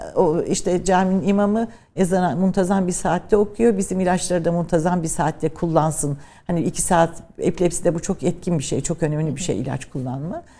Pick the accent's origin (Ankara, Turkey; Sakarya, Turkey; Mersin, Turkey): Ankara, Turkey; also born or lived in Trabzon / Birmingham, United Kingdom; Memleketim olması benim için önemliydi ama ben tabii daha çok Ankara'da büyüdüm. İşte eğitim, ilkokul, ortaokul, liseyi Ankara'da.